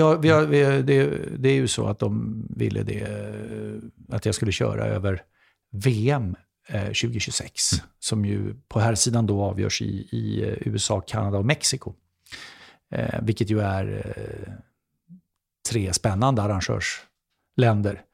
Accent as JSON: {"language": "Swedish", "country": "Sweden", "said": "som svensk"}